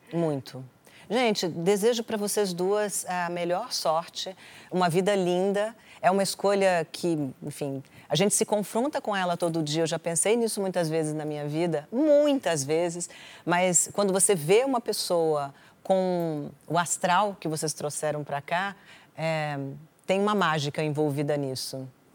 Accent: Brasília, Federal District, Brazil; Eu sou de Brasília

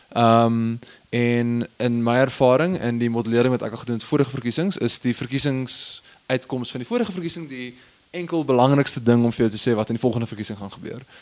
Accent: Stellenbosch, Western Cape, South Africa; ek het groot geword in Stellenbosch

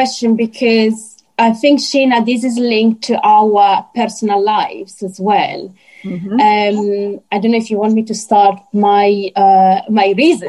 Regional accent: Italy; moved away as an adult; also born or lived in Morocco; now in United Kingdom; Italian Moroccan midwife working and living in UK. So yeah, I was born in Morocco and I moved to Italy at the age of 4, where I've been basically grew up, and then I moved after my midwifery degree to UK

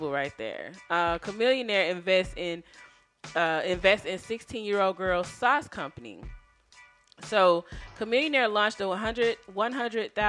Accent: Texas, United States; being a Texan

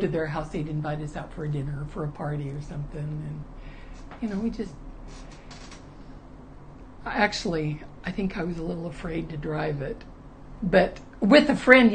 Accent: Sacramento, California, United States; moved away as an adult; I grew up in Sacramento, which is not Southern California, but that's where I grew up

